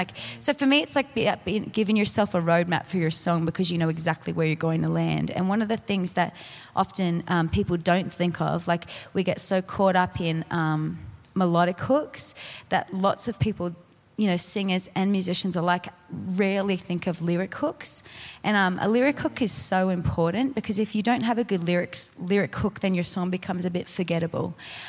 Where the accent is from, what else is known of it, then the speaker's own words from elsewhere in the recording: Colorado Springs, Colorado, United States; I'm from Colorado Springs.